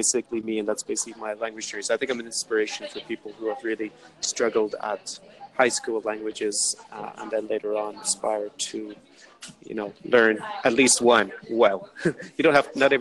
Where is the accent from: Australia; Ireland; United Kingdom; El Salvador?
Ireland; first language English; moved away as an adult; now in Belarus; I was born in Ireland